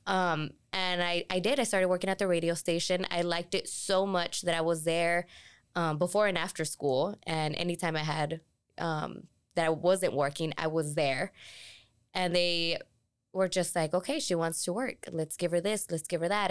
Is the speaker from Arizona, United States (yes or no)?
yes; Tucson, Arizona, United States; I'm from Tucson, born and raised